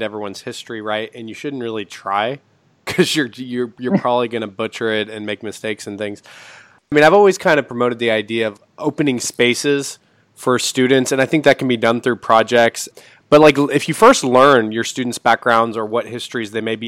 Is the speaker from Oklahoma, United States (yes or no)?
yes; Tulsa, Oklahoma, United States; I grew up in Tulsa